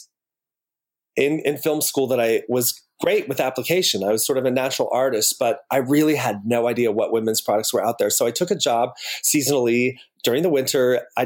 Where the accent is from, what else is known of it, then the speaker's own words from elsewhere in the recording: Utah, United States; moved away as an adult; now in Los Angeles, United States; I was born in Utah and born into a family that practiced the Mormon or Latter-day Saints religion